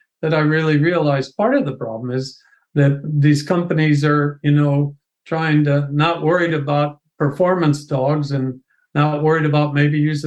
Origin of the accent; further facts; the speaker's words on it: Ohio, United States; moved away as an adult; also born or lived in Pennsylvania; I'm originally from Ohio